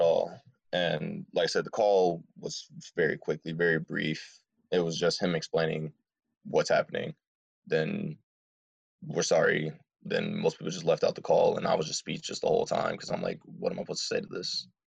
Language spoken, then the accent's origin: English; Dearborn, Michigan, United States; I'm originally from Dearborn, Michigan